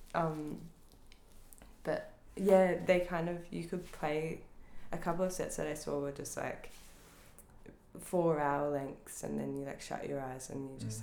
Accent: Northcote, Victoria, Australia; I grew up in Northcote

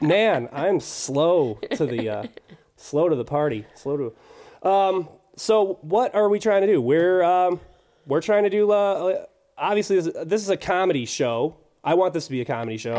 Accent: Clarkston, Michigan, United States; We're from Clarkston, by the way. Both of us are from Clarkston

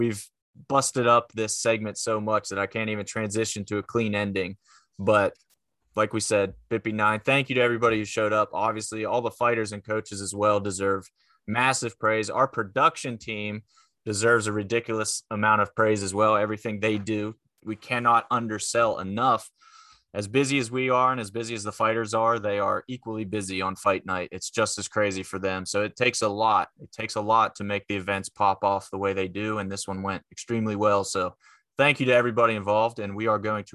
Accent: McConnellsburg, Pennsylvania, United States; I grew up in Fulton County, very small town, McConnellsburg, PA

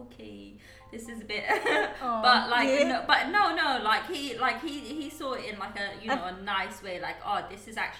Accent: United Kingdom; moved away as an adult; also born or lived in Guyana; I was brought up in the UK. Mm-hmm. I went to school over in the UK

